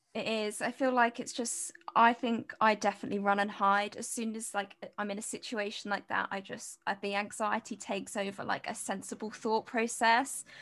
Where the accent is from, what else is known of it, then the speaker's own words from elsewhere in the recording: United Kingdom; moved away as an adult; now in Cardiff, United Kingdom; I'm, I'm from near London, but I'm in Cardiff at the moment in Wales